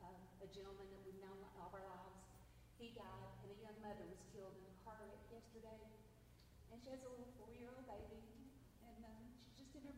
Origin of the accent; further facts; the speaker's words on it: North Carolina, United States; from North Carolina